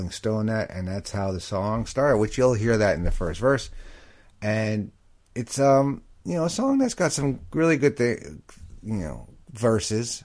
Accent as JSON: {"language": "English", "region": "New York", "country": "United States", "tie": "born or raised there", "said": "I'm from New York"}